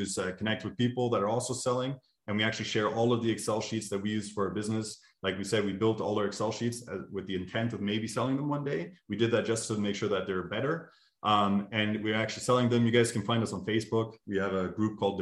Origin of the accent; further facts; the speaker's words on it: Montreal, Quebec, Canada; moved away; my hometown in Montreal.